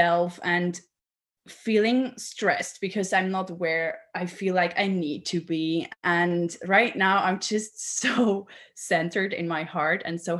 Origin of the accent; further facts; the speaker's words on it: Switzerland; I'm from Switzerland, so I am, yeah, quite far away from you